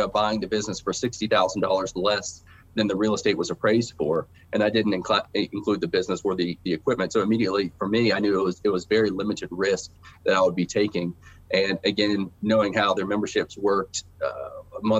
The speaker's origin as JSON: {"language": "English", "town": "Ripley", "region": "West Virginia", "country": "United States", "tie": "born or raised there", "also_born_or_lived": "Nashville, Tennessee", "moved": "as an adult", "said": "There was a health club that I worked out at growing up in Ripley"}